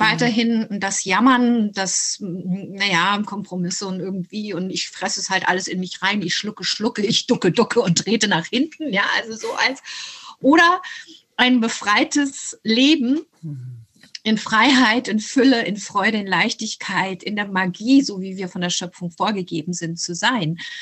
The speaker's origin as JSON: {"language": "German", "town": "Hanau", "region": "Hesse", "country": "Germany", "tie": "born or raised there", "also_born_or_lived": "unnamed country under a dictatorship (birthplace)", "said": "wir sind in Hanau äh, angesiedelt bei meiner deutschen Großmutter"}